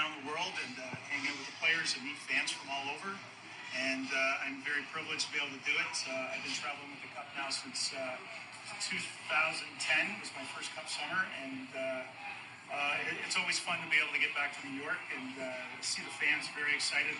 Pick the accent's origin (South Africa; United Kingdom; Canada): Canada; Toronto, Ontario; I'm from Toronto.